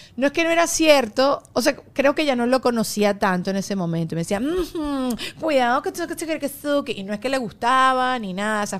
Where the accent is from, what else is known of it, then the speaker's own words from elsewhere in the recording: Venezuela; now in United States; yo siendo venezolana